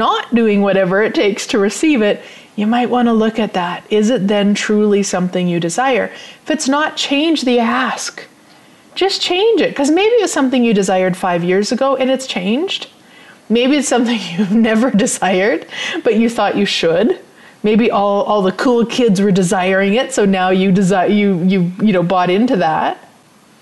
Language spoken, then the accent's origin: English; Turtleford, Saskatchewan, Canada; I grew up in Turtleford, which is a population of 505 people. So I grew up on a farm